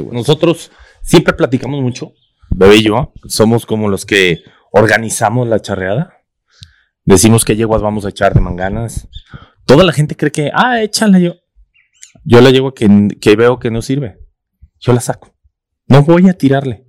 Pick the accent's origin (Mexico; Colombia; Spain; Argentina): Mexico; nuestra cultura como, como mexicano